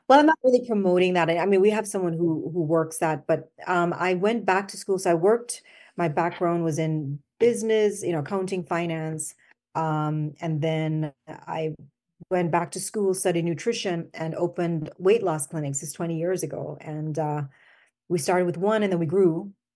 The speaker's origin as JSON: {"language": "English", "country": "Jamaica", "tie": "born or raised there", "also_born_or_lived": "Washington, D.C., United States / Albany, New York, United States", "accent": "Jamaican", "moved": "as an adult", "said": "I was born here, but I went back to Jamaica when I was five, and I, so I went to school in Jamaica"}